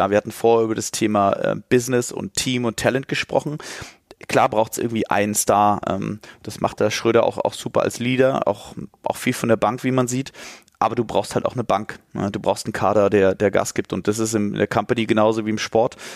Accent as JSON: {"language": "German", "town": "Stuttgart", "region": "Baden-Württemberg", "country": "Germany", "said": "Nummer zwei, ich komme aus Stuttgart, ja, und da ist Nummer … hat mich geprägt"}